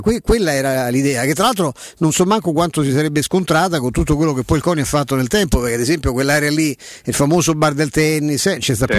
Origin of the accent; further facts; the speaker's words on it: Rome, Lazio, Italy; da romano